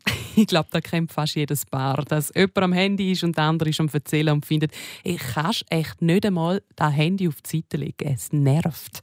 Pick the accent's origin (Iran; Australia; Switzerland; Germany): Switzerland; hier bei uns in der Schweiz